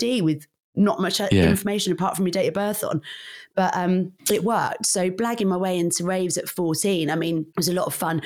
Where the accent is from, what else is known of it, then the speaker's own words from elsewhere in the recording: Northampton, East Midlands, United Kingdom; moved away as an adult; also born or lived in London; I'm from Northamptonshire